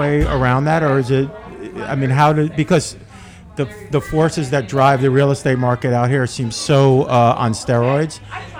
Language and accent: English; New York City, New York, United States; I'm from the Upper West Side. My mom still lives in a rent control apartment that I was raised in.